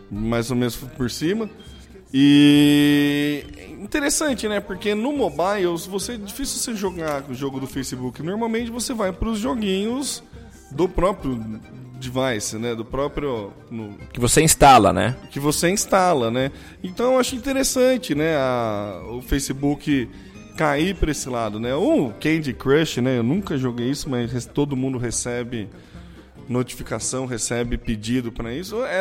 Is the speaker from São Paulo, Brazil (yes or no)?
yes; São Carlos, São Paulo, Brazil; Eu falo mobile porque eu sou de São Carlos.